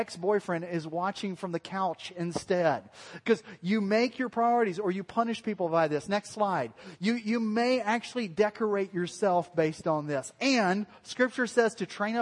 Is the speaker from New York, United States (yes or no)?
no; Alabama, United States; moved away; also born or lived in Fort Worth, Texas / Missouri; I was raised in Alabama